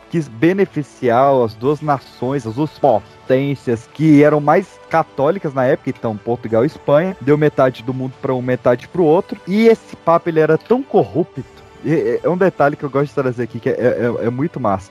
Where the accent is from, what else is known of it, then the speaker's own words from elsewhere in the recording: Brazil; Nós somos brasileiros